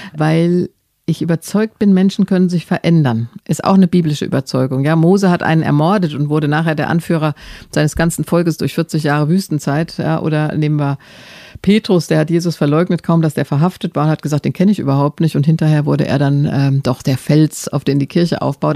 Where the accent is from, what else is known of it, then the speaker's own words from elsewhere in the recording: Germany; ich bin gerne Deutsche